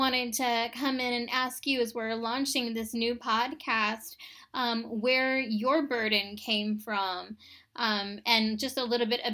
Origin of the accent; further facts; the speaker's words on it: Tucson, Arizona, United States; I was born and raised in Tucson, Arizona